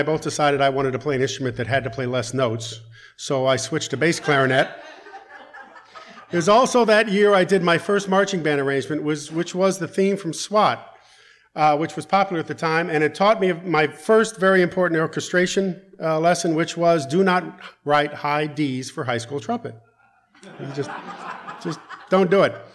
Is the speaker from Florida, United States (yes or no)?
no; New Orleans, Louisiana, United States; moved away; I was born in New Orleans, Louisiana. Down in the South